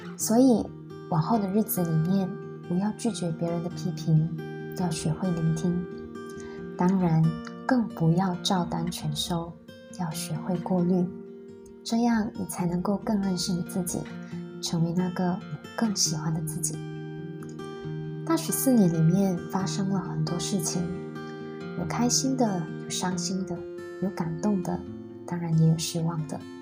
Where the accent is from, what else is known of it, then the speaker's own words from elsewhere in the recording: Dungun, Terengganu, Malaysia; moved away as an adult; also born or lived in Penang; 你从小在东海岸长大，在二十岁的时候，你拿到了梦寐以求的科系。你带着兴奋、忐忑的心情，一个人从龙运到槟城上大学